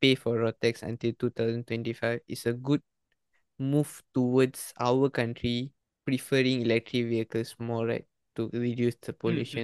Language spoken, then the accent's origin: English; Malaysia; in our country